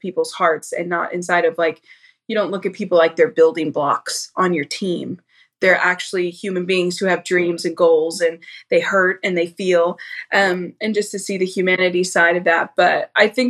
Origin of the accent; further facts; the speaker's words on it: St. Louis, Missouri, United States; now in Dallas, United States; I grew up in St. Louis